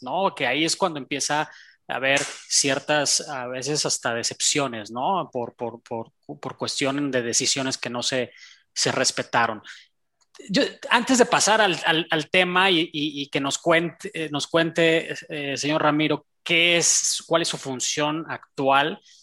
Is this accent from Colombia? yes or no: no; Mexico; aquí como, como mexicano